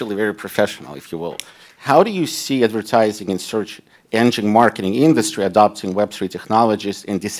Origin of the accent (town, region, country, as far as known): Kharkiv, Kharkiv Oblast, Ukraine; born or raised there; now in Cincinnati, United States